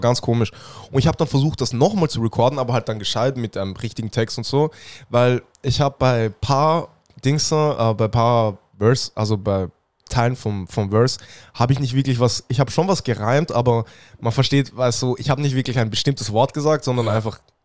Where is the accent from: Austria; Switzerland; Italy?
Austria; Vienna; ich bin aus Wien